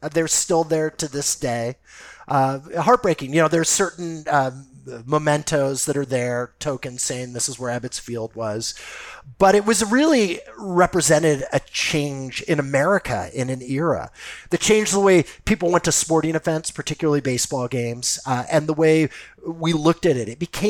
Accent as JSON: {"language": "English", "town": "Los Angeles", "region": "California", "country": "United States", "tie": "born or raised there", "said": "I grew up in Los Angeles, so I can give you first-person accounts"}